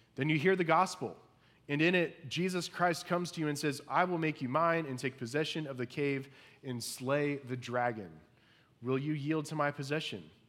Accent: Indiana, United States; growing up in Indiana

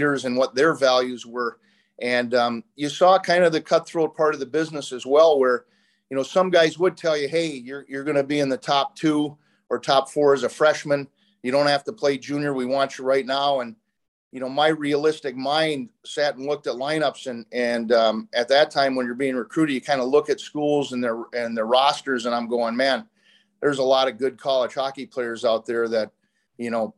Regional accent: St. Paul, Minnesota, United States; I grew up in Herb Brooks's neighborhood, kind of on the tougher streets

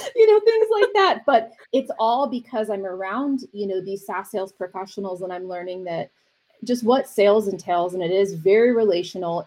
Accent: East Coast, United States; also born or lived in University of Miami, Florida; now in Arizona, United States; I'm from the East Coast, living out here, and parents are from New York.

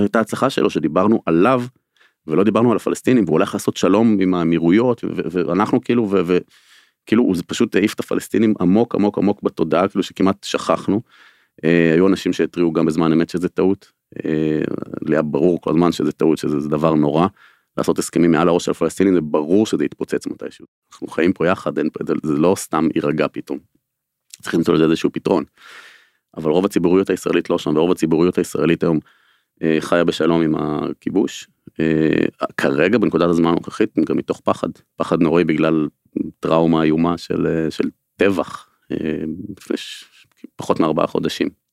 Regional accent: Israel; אני גם נולדתי בקיבוץ של השומר הצעיר של הקיבוץ הארצי הקיבוץ הראשון של השומר הצעיר

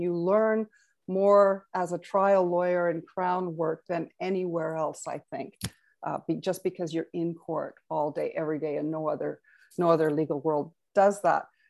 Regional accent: Carstairs, Alberta, Canada; also born or lived in Vancouver; I was born in Vancouver, but for all intents and purposes, grew up in Carstairs, Alberta

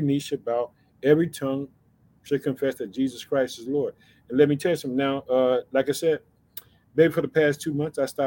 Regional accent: Chicago, Illinois, United States; the state of Illinois, which is my home state

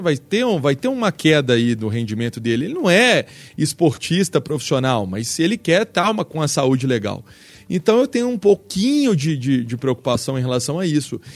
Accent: Belo Horizonte, Minas Gerais, Brazil; mas sou Belo Horizontino, sim, nasci em Belo Horizonte

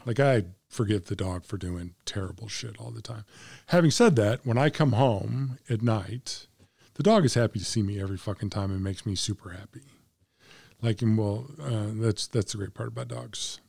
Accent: Central Illinois, United States; I was born in Central Illinois.

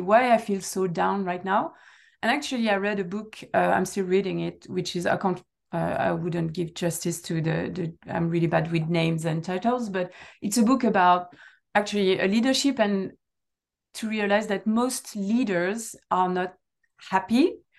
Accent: south of France, France; first language French; English is a second language; moved away as an adult; also born or lived in United Kingdom; now in Netherlands; I'm coming from a sunny place

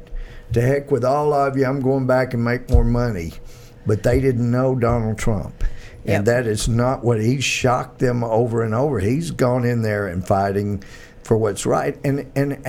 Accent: United States; I'm from America

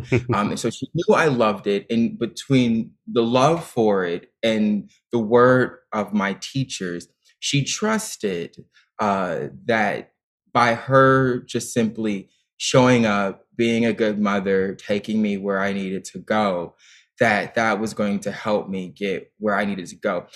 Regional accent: Dayton, Ohio, United States; moved away; I auditioned for the performing arts high school in my hometown of Dayton, Ohio

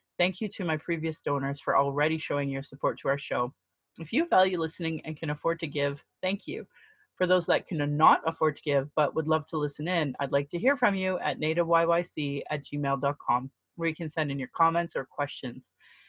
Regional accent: Calgary, Alberta, Canada; I was born in Calgary, or in Blackfoot Mokinstis

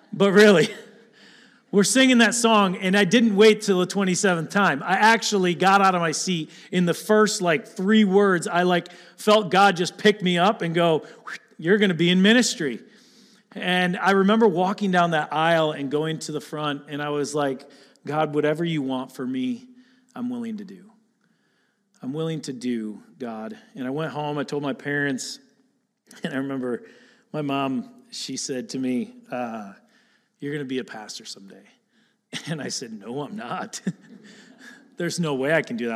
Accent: Attica, Michigan, United States; I grew up here in Lapeer, actually in Attica, right up the road.

